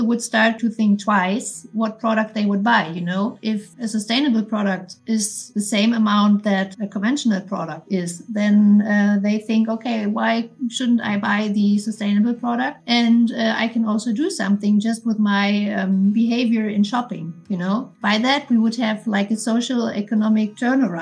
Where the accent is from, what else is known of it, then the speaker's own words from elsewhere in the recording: Berlin, Germany; I'm from Berlin and I'm working for a fintech company